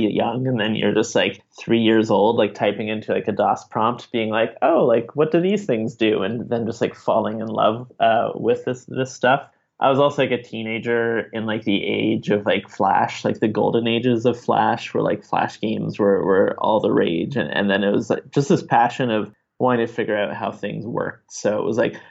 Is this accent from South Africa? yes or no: no; Montreal, Quebec, Canada; now in Ottawa, Canada; I'm originally from Montreal, but about 10 years or so ago, I moved to Ottawa